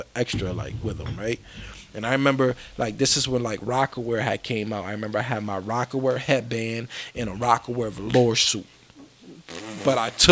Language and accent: English; Rochester, New York, United States; We were raised from Avenue D on down, where it was bad